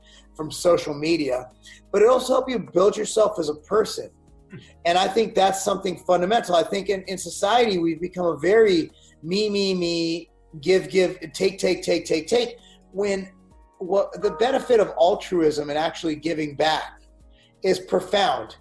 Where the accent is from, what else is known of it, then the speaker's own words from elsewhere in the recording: United States; I speak as an American